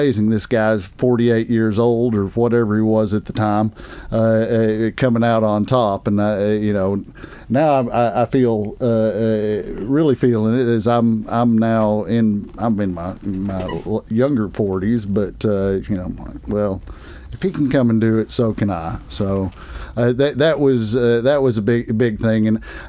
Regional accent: United States

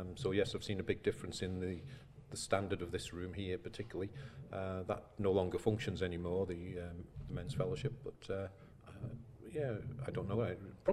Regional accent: Isle of Man; moved away as an adult; now in Onchan, Isle of Man; I'm not born and bred in Onken. I'm from over the bridge.

